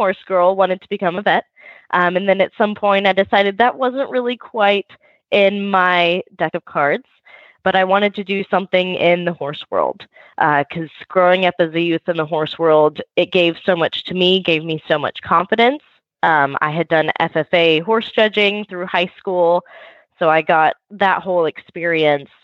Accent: Sugar Land, Texas, United States; I am from Sugar Land, Texas, which is southwest of Houston

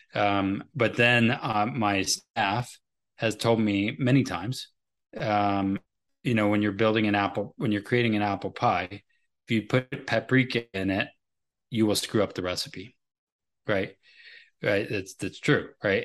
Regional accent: United States; I am an American

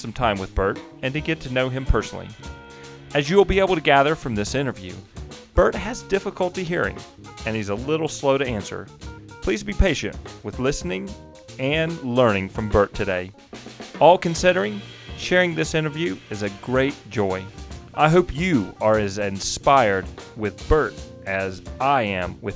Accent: Brookhaven, Mississippi, United States; I grew up in Brookhaven, Mississippi

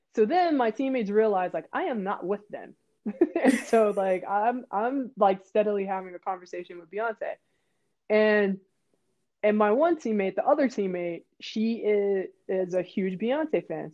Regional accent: Pittsburgh, Pennsylvania, United States; I'm from Pittsburgh, Pennsylvania. I grew up in Manchester

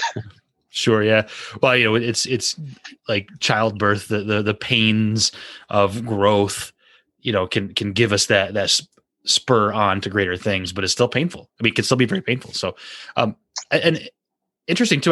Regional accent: United States; as an American

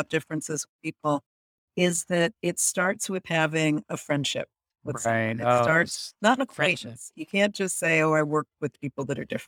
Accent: United States; I'm from the United States

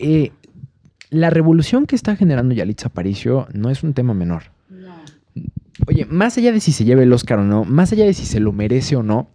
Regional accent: Mexico; nosotros como mexicanos

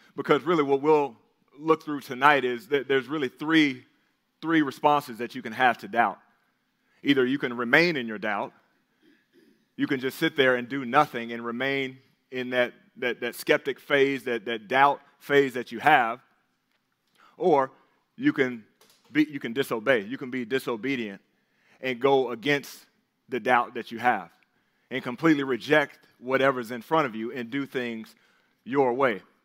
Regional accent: the South, United States; we grew up in the South

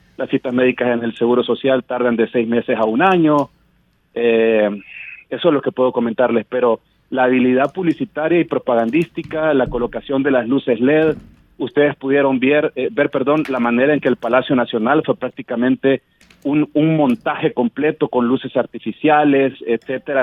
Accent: El Salvador

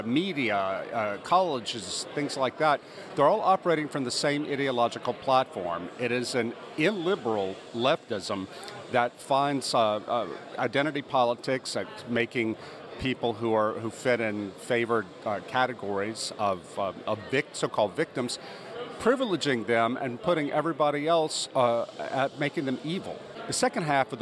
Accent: United States; moved away as an adult; also born or lived in New York City, United States; as an American

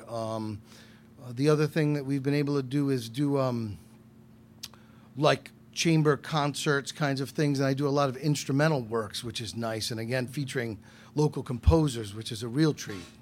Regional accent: Westerly, Rhode Island, United States; also born or lived in New Orleans; now in Providence, United States; I was born and raised in Westerly

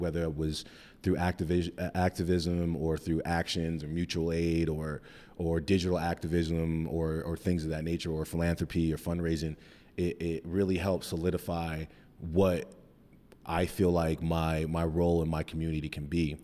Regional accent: Cheyenne, Wyoming, United States; moved away as an adult; also born or lived in Mesa, Arizona; now in Denver, United States; we lived there until I was about nine years old, then we moved back to Cheyenne.

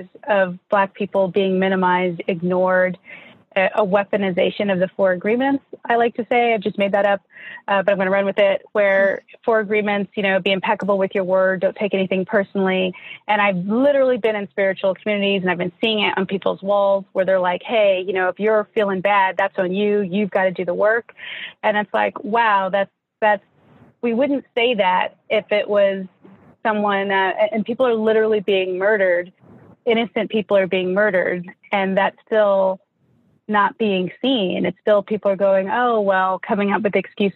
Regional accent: Denver, Colorado, United States; also born or lived in Laramie, Wyoming; I grew up in Denver, Colorado, and my high school is predominantly Black.

